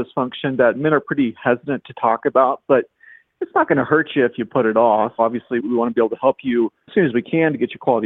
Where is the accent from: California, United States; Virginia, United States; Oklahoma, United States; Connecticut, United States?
Oklahoma, United States; moved away as an adult; also born or lived in Indiana; originally from Oklahoma